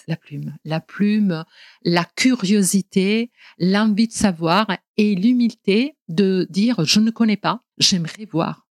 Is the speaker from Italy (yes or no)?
yes; Genoa, Liguria, Italy; French is a second language; moved away as an adult; now in Marseille, France; on est allé ensemble à Gênes, donc dans ma ville natale